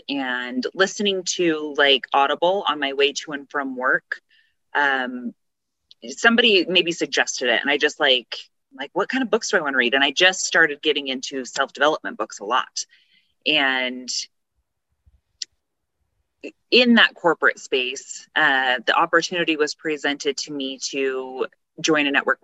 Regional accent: Tooele, Utah, United States; moved away as an adult; I'm from Tooele, Utah, born and raised, graduated, and then moved away

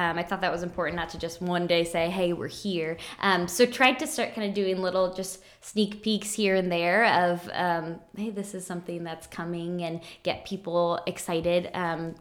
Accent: Iowa, United States; also born or lived in Kansas City; now in Des Moines, United States; I'm from Iowa originally.

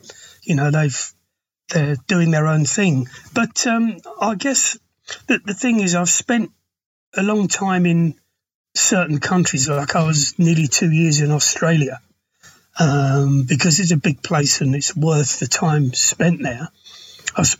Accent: London, United Kingdom; I come from London

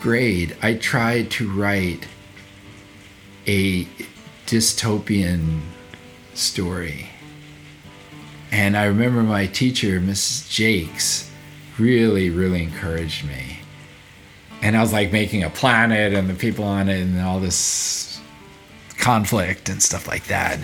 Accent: New York City, New York, United States; now in Vermont, United States; I'm from New York City

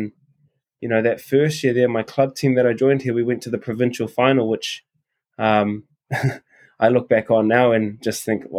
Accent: New Zealand; moved away as an adult; I grew up in New Zealand

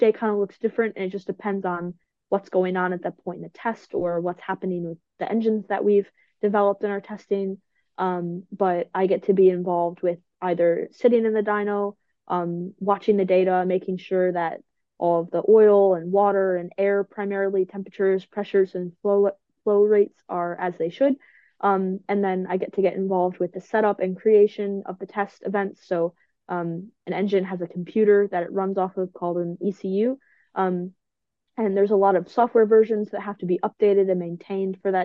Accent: United States; as an American

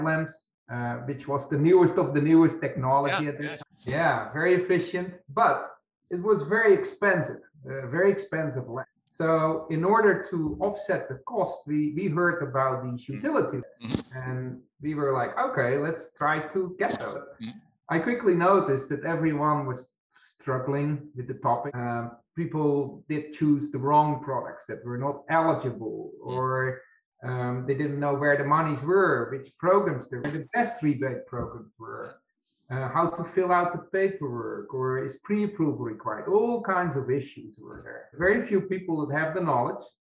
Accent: Netherlands; English is a second language; moved away as an adult; also born or lived in Poland / Belgium; now in United States; I'm from the Netherlands. I grew up there

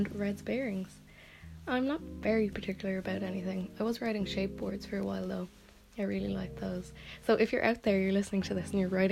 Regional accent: Limerick, Munster, Ireland; I'm from Limerick

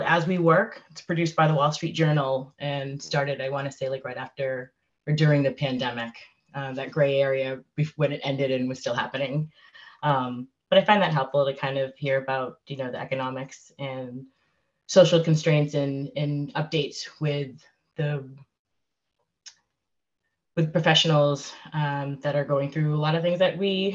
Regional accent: Framingham, Massachusetts, United States; my hometown of Framingham, Massachusetts

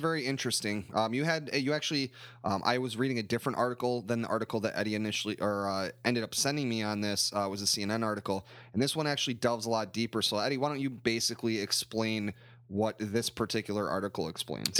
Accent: United States; growing up in the United States

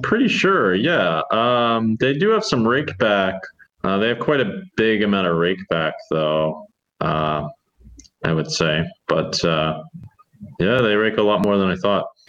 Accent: United States; as an American

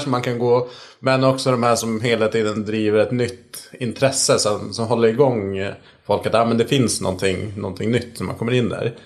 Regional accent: Sweden; som svensk

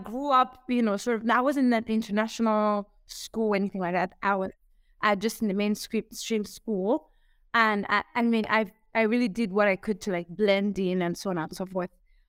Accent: Burundi; also born or lived in Zambia; now in Kigali, Rwanda; I'm from Burundi. I'm Burundian. I'm currently based in Rwanda. And I've lived, I'd say majority or maybe half of my life in Zambia.

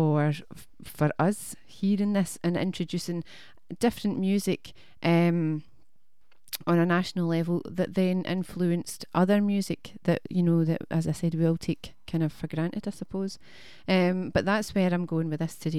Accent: Scotland, United Kingdom; we're Scottish

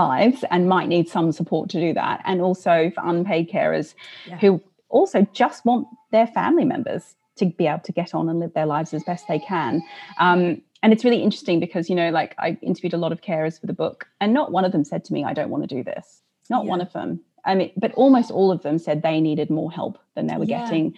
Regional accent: Australia; moved away as an adult; now in United Kingdom; I'm originally, you can probably hear from my accent, not from here. I'm Australian, although I've lived here for a very long time.

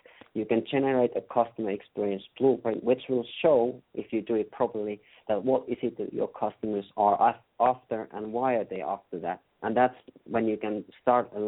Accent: Finland; English is a second language; I'm from Finland, so as you can hear, I'm not Native American, so you have to excuse my accent

